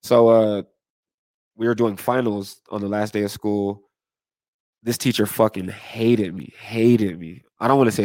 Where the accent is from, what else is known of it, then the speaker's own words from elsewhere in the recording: Aurora, Colorado, United States; I'm from Colorado. I was born in Aurora, Colorado.